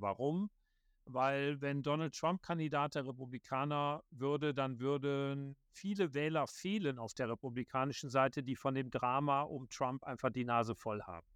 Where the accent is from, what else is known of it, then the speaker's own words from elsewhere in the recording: Viersen, North Rhine-Westphalia, Germany; moved away as an adult; also born or lived in Bonn; now in Washington, D.C., United States; bei der Rheinischen Post in Viersen am Niederrhein, wo ich geboren bin